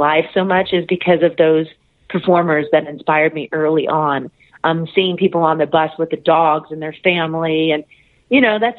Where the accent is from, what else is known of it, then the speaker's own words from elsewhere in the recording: Norwalk, California, United States; Well, I'm from Norwalk, California, and my interest in music just really began with listening to the radio.